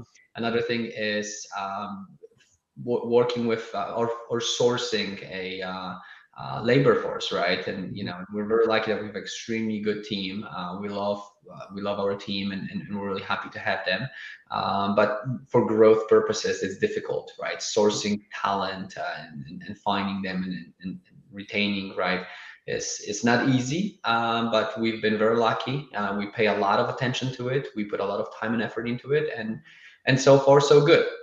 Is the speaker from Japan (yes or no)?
no; Poland; now in Austin, United States; I'm originally from Poland